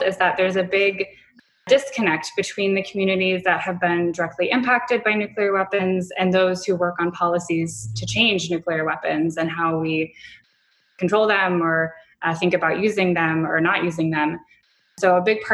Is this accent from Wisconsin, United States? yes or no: no; Seattle, Washington, United States; back in Seattle, which is my hometown